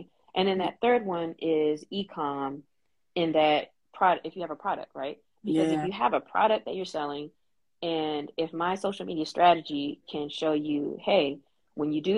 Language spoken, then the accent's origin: English; North Carolina, United States; now in Memphis, United States; I grew up in North Carolina, and then I'm in Memphis right now